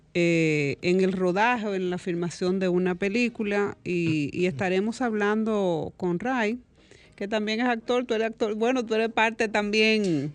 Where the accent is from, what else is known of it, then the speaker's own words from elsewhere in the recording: Dominican Republic; como dominicano